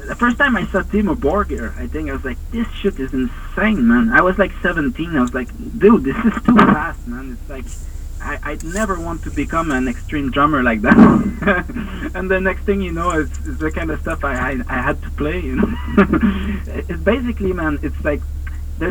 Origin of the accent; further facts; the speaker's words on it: Montreal, Quebec, Canada; I'm from Montreal